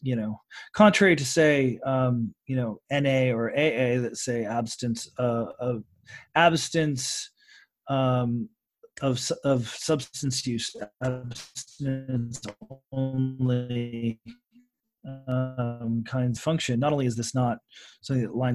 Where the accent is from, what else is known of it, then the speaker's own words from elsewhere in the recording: Oregon, United States; my home state of Oregon